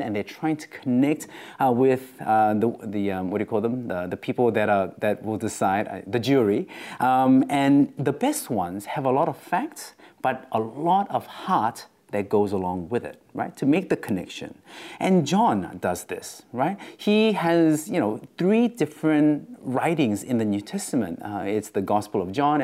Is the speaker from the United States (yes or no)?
no; Australia; accent: Australian; my Australian accent